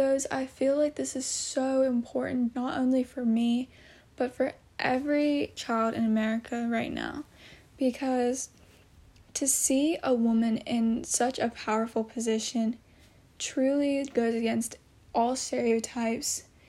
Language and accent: English; United States; born or raised there